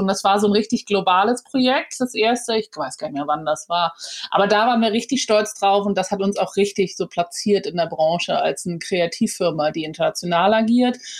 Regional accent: Hamburg, Germany; moved away as an adult; Hamburg geboren und auch Abi gemacht. Ich bin dann mhm. sehr früh mit 19 aus Hamburg raus

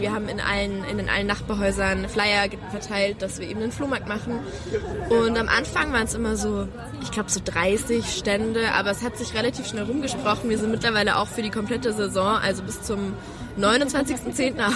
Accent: Germany; moved away as an adult; now in Austria; ich komme eigentlich aus Deutschland, bin zum Studieren hergekommen

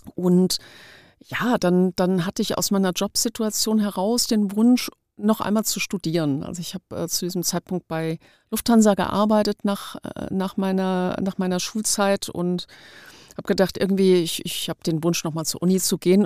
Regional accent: Frankfurt, childhood in the Taunus, Hesse, Germany; now in Frankfurt, Germany; Ich bin in Frankfurt geboren, meine Eltern sind in Frankfurt geboren

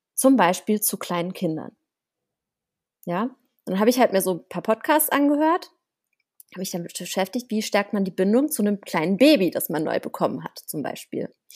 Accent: Germany; bei uns in Deutschland

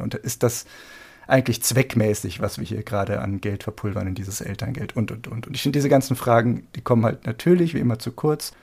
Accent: Germany

